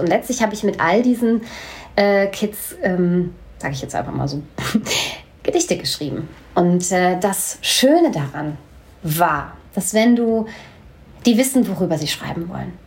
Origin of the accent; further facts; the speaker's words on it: Hanau, Hesse, Germany; also born or lived in Bochum; bin in Bochum geboren ähm, und ich bin mit vier Jahren nach Hanau gekommen. Da bin ich aufgewachsen.